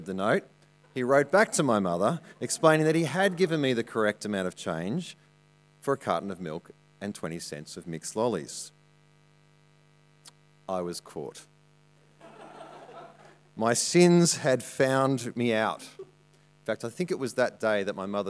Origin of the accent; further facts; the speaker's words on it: Armidale, New South Wales, Australia; moved away; I grew up in Armidale